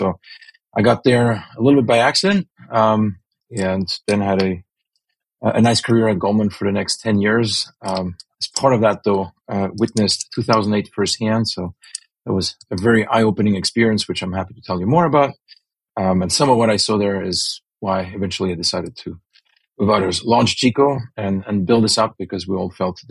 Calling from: California, United States; California, the Bay Area.

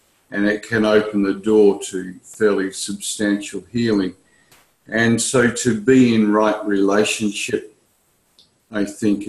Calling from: Perth, Western Australia, Australia; I'm connected from Perth in Western Australia.

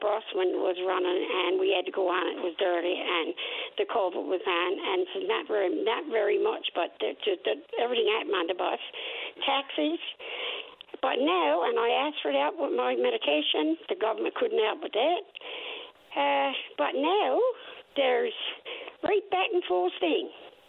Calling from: Gander, Newfoundland and Labrador, Canada; I'm calling from Gander, and I've called you many times.

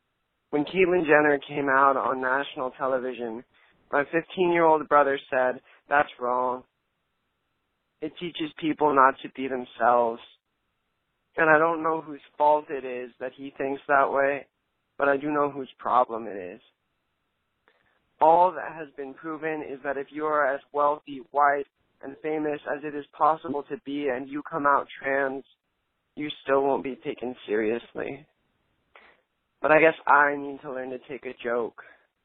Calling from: New Orleans, Louisiana, United States; I'm calling from New Orleans, Louisiana.

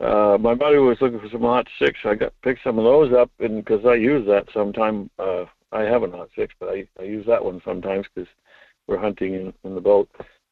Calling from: Homer, Alaska, United States; Good morning, Mike. … from Homer.

